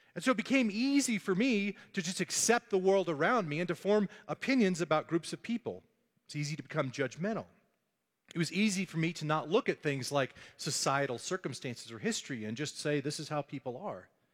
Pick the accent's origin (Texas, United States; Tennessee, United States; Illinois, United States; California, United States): Texas, United States; Dallas; growing up in North Dallas